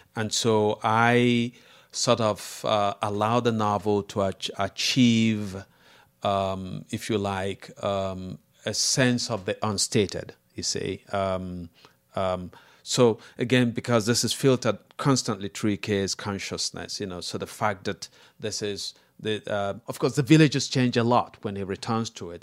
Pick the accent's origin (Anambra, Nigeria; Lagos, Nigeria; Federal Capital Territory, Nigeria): Anambra, Nigeria; Amawbia; moved away; close to my hometown, which is Amwabia